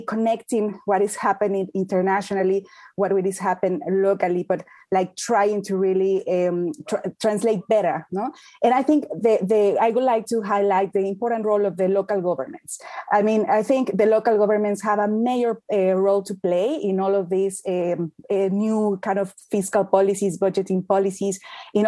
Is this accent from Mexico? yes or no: yes; Mexico; now in United Kingdom; I'm from Mexico. I'm based in the UK